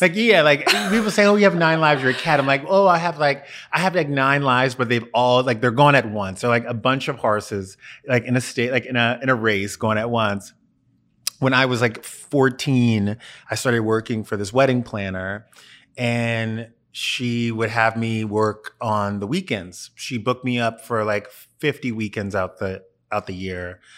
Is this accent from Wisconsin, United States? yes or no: no; Louisiana, United States; I grew up in Louisiana